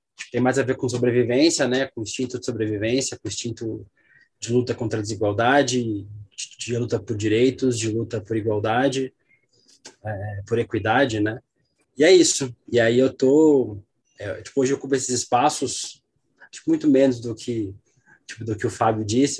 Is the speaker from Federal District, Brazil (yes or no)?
no; Balneário Camboriú, Santa Catarina, Brazil; moved away; also born or lived in São Paulo; eu sou de São Paulo, mas eu cresci em Santa Catarina, eu cresci em Balneário Camboriú